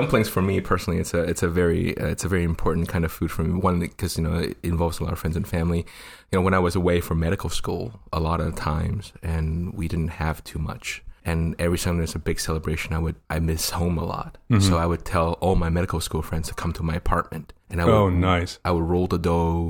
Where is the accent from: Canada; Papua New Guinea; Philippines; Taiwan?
Taiwan; moved away; growing up in Taiwan